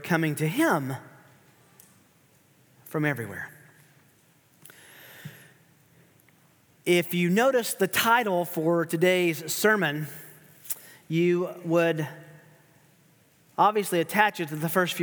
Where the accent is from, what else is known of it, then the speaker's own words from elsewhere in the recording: Tennessee, United States; also born or lived in Kansas City area; now in Kansas City, United States; I grew up in Tennessee, which is very hilly